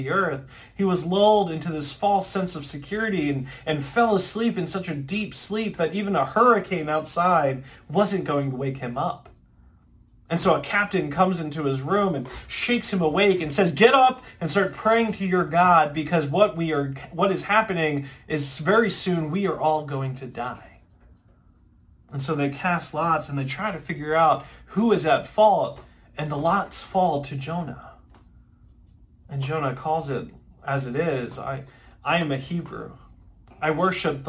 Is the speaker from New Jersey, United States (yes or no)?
yes; Ocean City, New Jersey, United States; moved away; I'm originally from Ocean City, New Jersey